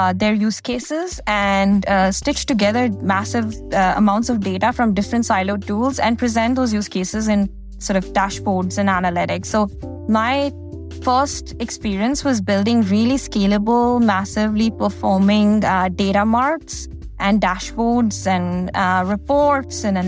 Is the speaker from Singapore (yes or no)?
no; India; moved away as an adult; now in United States; I grew up in India and I did my undergrad in India.